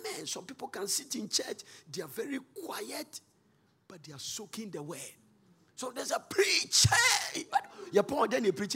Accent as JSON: {"language": "English", "country": "Ghana", "said": "I said, \"Ghana.\""}